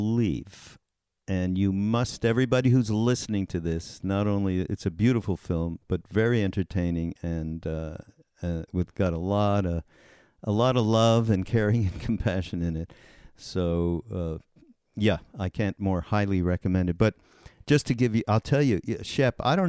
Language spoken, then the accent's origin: English; Montreal, Quebec, Canada; I'm from Canada. I'm from Montreal